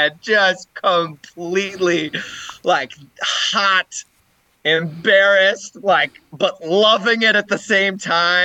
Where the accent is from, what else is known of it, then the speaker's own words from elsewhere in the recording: St. Louis, Missouri, United States; also born or lived in Denver, Colorado / Iowa; I grew up in St. Louis.